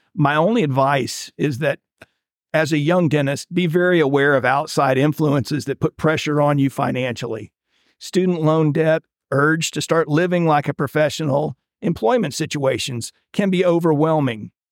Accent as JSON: {"language": "English", "town": "Winter Haven", "region": "Florida", "country": "United States", "tie": "born or raised there", "said": "I went back to my hometown of Winter Haven, Florida, and practiced with my father"}